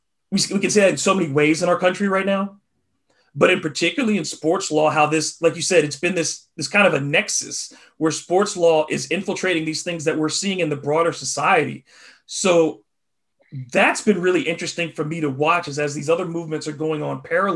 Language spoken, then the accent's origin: English; Michigan, United States; I was born in Michigan